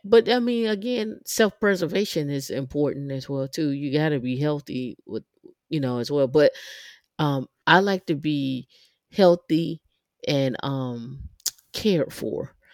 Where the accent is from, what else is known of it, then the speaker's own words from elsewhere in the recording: Atlanta, Georgia, United States; I'm from Atlanta